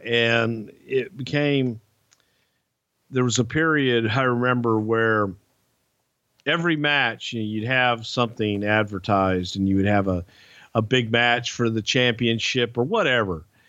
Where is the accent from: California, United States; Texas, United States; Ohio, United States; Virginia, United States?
Texas, United States; I grew up in Texas where the cage match was the blow-off